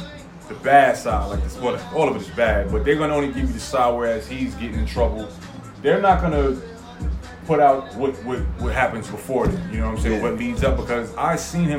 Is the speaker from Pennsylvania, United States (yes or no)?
no; New York, United States; moved away; I'm from New York, man, East Coast.